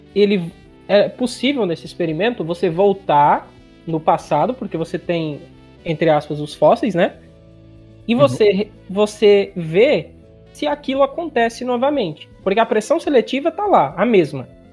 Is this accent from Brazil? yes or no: yes; interior of Ceará, Brazil; uma maneira de cearense falar, do cearense do interior, de onde eu venho